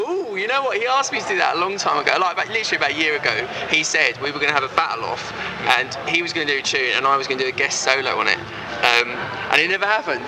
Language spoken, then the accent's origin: English; Essex, East of England, United Kingdom; growing up in Essex